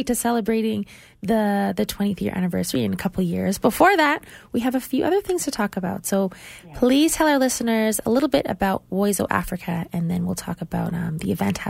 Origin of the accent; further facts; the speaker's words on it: Canada; accent: Canadian; she's probably going to make fun of me for my Canadian accent